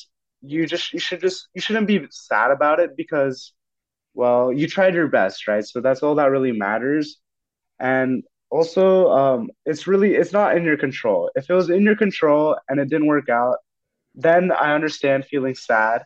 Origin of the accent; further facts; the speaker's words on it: Fremont, California, United States; I come from Fremont, California, and went to Mission San Jose High School